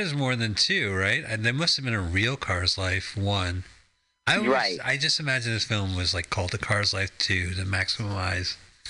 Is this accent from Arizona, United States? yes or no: yes; Arizona, United States; a lot of cars growing up in Arizona has guns on it.